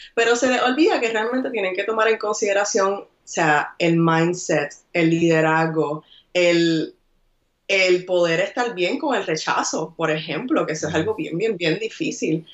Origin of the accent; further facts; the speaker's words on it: Puerto Rico; moved away as an adult; now in New York, United States; soy boricua de pura cepa, nací y criada en Puerto Rico